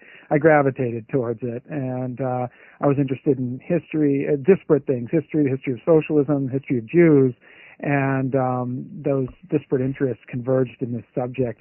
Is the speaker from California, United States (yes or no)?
yes; California, United States; So I come from California, the Bay Area, which is hardly a hotbed of Yiddish socialism. I grew up in Silicon Valley and then went to college at UC Santa Cruz